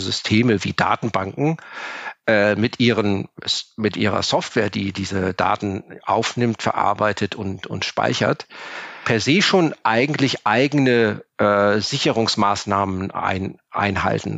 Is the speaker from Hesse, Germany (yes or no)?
no; Cologne, North Rhine-Westphalia, Germany; Ich bin Kölner.